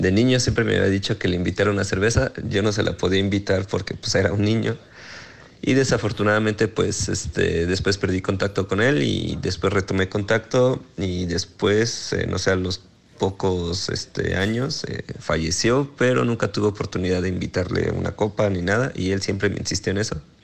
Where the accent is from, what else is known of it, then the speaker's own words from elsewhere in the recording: Morelia, Michoacán, Mexico; moved away; also born or lived in Mexico City; yo soy de, Morelia, entonces pensé que tal vez por mi acento